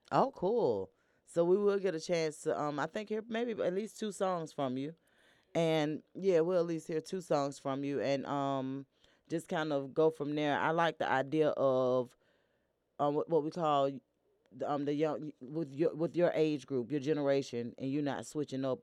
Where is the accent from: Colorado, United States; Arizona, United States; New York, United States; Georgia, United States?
Georgia, United States; Atlanta; I'm actually from here from Atlanta, Georgia.